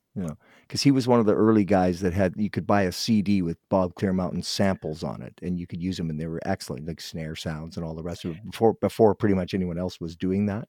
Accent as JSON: {"language": "English", "town": "Guelph", "region": "Ontario", "country": "Canada", "moved": "yes", "said": "I'm from Guelph, but we moved out here many years ago"}